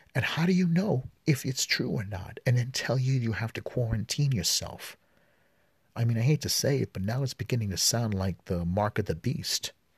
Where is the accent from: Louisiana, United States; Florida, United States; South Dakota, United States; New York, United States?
New York, United States; New York City; I'm a New Yorker and I live in Brooklyn